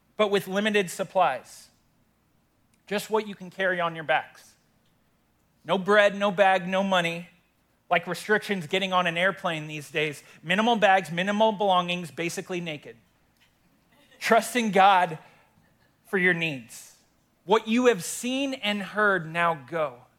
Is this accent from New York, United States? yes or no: no; Windsor, Colorado, United States; I love my hometown, born and raised here in Windsor